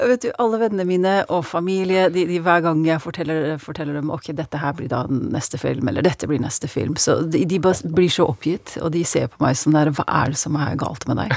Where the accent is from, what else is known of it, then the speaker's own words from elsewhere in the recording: Norway; moved away; jeg snakker norsk, jeg var jo født og oppvokst her